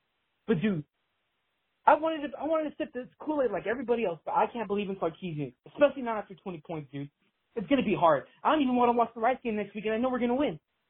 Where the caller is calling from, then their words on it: Harlingen, Texas, United States; from Harlingen, Texas, you know, South Texas, real rural. You know, a bunch of Mexicans down here